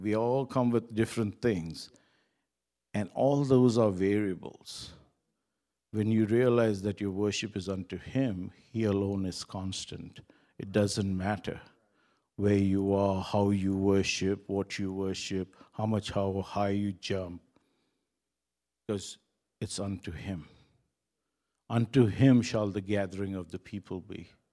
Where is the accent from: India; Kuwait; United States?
Kuwait; moved away; I was born in Kuwait, and I got saved in Kuwait, and I still have friends in Kuwait